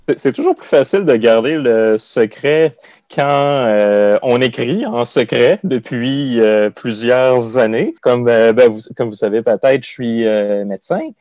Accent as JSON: {"language": "French", "area": "Côte-Nord", "region": "Quebec", "country": "Canada", "tie": "born or raised there", "said": "la Côte-Nord, qui est ma région natale"}